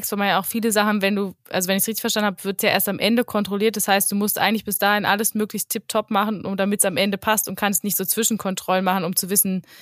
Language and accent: German; Germany; wir sind ja als Deutsche schon stark dafür bekannt, dass wir sehr, sehr viele Regeln haben.